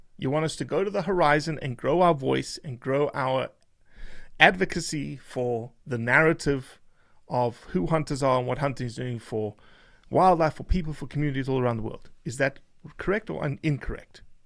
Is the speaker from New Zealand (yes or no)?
no; South Africa; now in United States; I'm a South African that is an American now